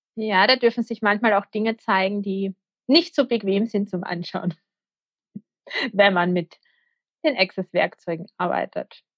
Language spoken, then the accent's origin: German; Austria; ich bin aus der Nähe von Wien